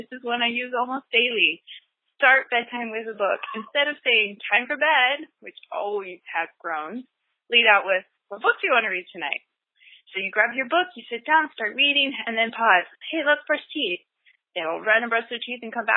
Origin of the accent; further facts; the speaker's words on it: Northern California, United States; I'm from Northern California